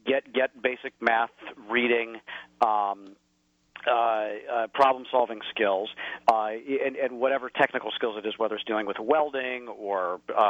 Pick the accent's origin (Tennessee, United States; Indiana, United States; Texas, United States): Indiana, United States; rural; moved away; my hometown in rural Indiana